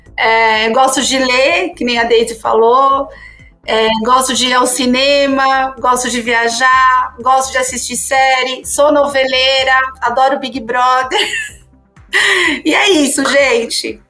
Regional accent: São Paulo, Brazil; nasci em São Paulo

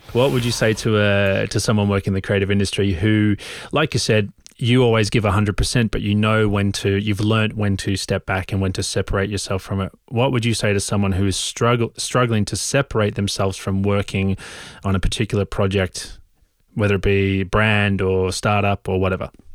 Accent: Australia; also born or lived in London; now in Oslo, Norway; I grew up in Australia

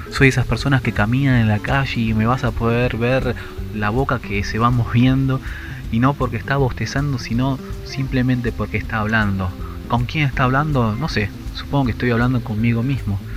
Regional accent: Buenos Aires Province, Argentina; Soy de Argentina, la provincia de Buenos Aires y tengo 35 años.

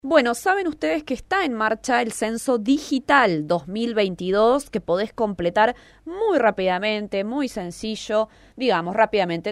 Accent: Argentina

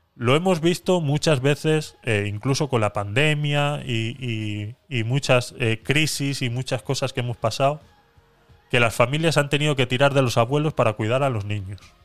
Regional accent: Spain; moved away; also born or lived in Panama; yo presenté todos mis papeles como retornado español

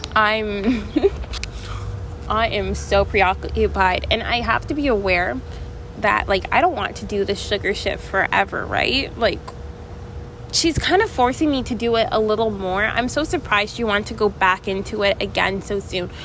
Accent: Canada; I'm from Canada

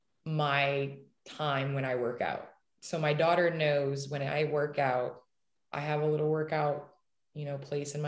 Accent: Naperville, Illinois, United States; moved away; I grew up in the Chicagoland area. I grew up in Naperville

